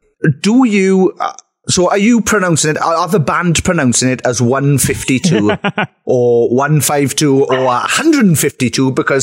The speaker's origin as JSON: {"language": "English", "region": "Wales", "country": "United Kingdom", "said": "When Americans say to me, \"Oh, where are you from?\" and I go, \"Wales,\""}